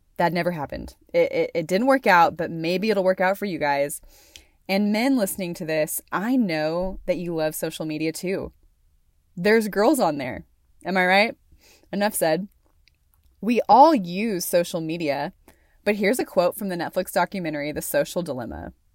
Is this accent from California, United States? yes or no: no; Conway, Arkansas, United States; moved away as an adult; also born or lived in Amarillo, Texas / Stillwater, Oklahoma; now in Wyoming, United States; raised in Conway, Arkansas